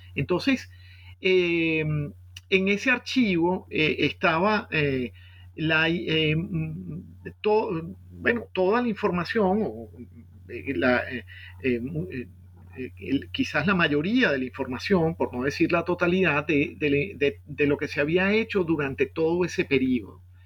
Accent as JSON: {"language": "Spanish", "town": "Caracas", "region": "Capital District", "country": "Venezuela", "tie": "born or raised there", "also_born_or_lived": "Boston, United States", "said": "Yo nací en, Caracas en 1967"}